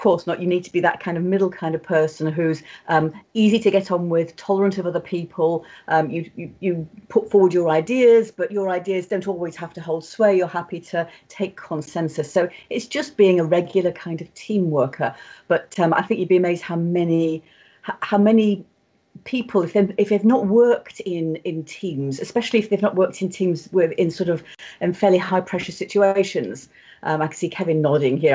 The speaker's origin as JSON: {"language": "English", "country": "United Kingdom", "said": "being British"}